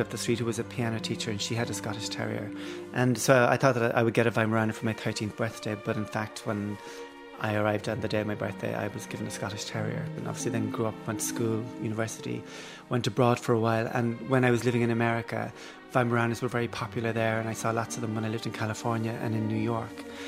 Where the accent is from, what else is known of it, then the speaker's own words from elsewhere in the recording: Cork, Munster, Ireland; growing up in Cork